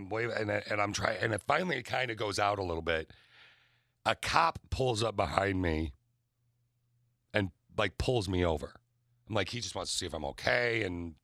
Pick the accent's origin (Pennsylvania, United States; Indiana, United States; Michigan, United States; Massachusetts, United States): Michigan, United States; East Lansing; I grew up in East Lansing, Michigan State area.